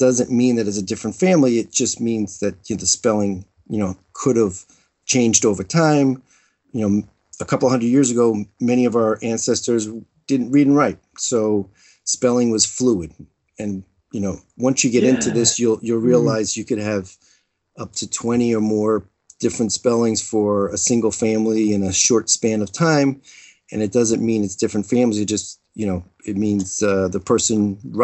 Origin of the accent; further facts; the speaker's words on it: United States; growing up in America